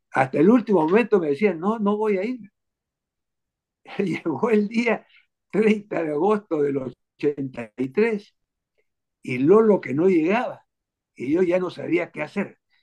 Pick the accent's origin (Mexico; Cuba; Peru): Peru; also born or lived in Berlin, Germany; Yo vine muy pequeñito al Perú a los dos años